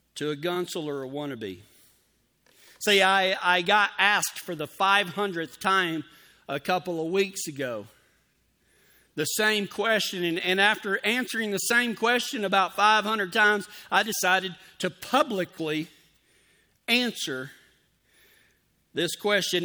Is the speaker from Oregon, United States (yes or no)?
no; Texas, United States; moved away; I'm from the South. I'm from Texas. We, we didn't use the term gunsel down there